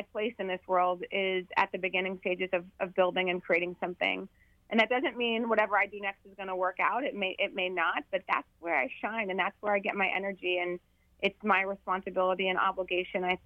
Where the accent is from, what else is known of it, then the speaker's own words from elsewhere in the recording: Bismarck, North Dakota, United States; now in Washington, D.C., United States; North Dakota within the next 2 weeks, which is my hometown in Bismarck